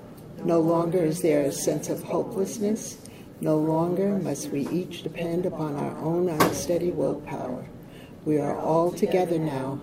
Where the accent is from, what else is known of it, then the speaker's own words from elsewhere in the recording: New York, United States; I'm from Orange County, New York. I have been in OA now for 41 years.